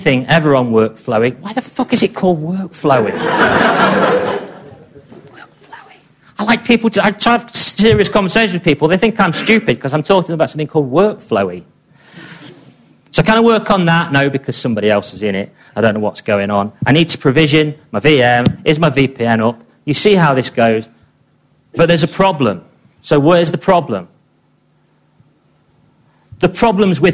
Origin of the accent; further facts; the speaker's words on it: England, United Kingdom; I'm obviously English